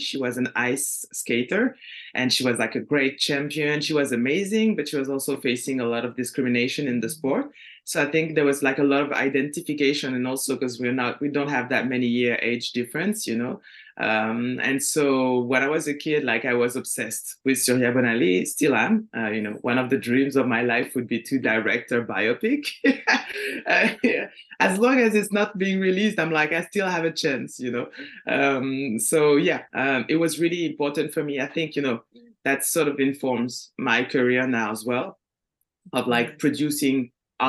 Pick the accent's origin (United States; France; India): France; near Lyon, Auvergne-Rhône-Alpes; English is a second language; moved away as an adult; also born or lived in Martinique; now in Canada; I grew up in a white family near Lyon